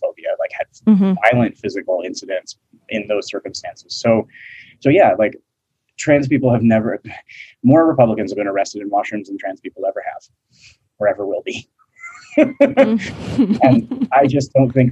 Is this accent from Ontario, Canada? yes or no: no; Alberta, Canada; I'm from Alberta